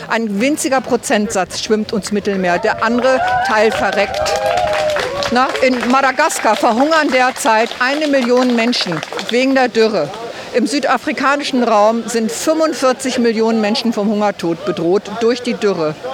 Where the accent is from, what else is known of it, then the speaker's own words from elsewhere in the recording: Hildesheim, Lower Saxony, Germany; wir sind aus Hildesheim, mit einer Gruppe hier und die, sind, die meisten sind in meinem Alter.